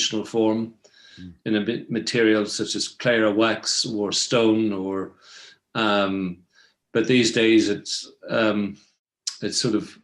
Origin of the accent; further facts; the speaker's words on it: Belfast, Northern Ireland, United Kingdom; I was born in 1964. And, early life memories, really, growing up in Belfast